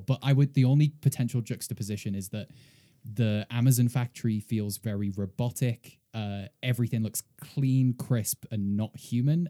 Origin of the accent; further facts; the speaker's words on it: United Kingdom; now in United States; as a British person, uh, co-, coming to America